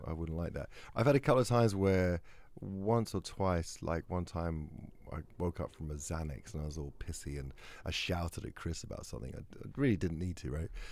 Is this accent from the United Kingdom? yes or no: yes; England, United Kingdom; I'm English